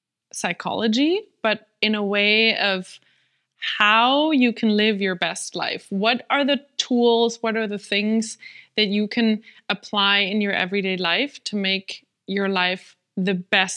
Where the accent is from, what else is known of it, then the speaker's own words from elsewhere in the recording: Germany; first language German; English is a second language; I'm German.